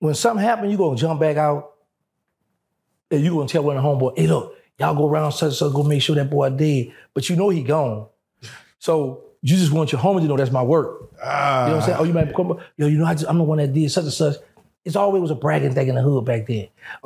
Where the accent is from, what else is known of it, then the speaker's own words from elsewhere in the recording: Louisiana, United States; I'm from Louisiana